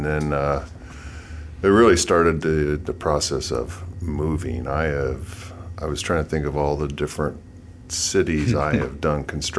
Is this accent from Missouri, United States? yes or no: yes; St. Louis, Missouri, United States; moved away as an adult; So I'm from St. Louis, Missouri. Went to high school there.